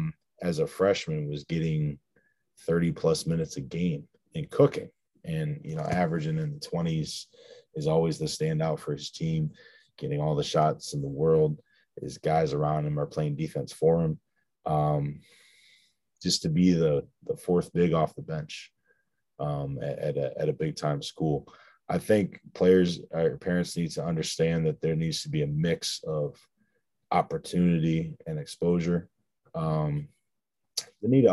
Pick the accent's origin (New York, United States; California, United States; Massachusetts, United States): New York, United States; Upstate; I'm not from New York City, so it's a very different style of basketball. Upstate New York, we've had a couple ballers.